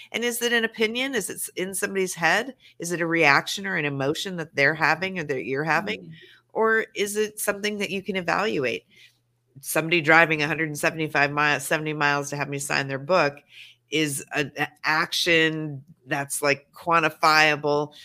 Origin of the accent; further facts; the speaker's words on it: Montana, United States; now in Los Angeles, United States; I live in sure. LA, but I am a Montana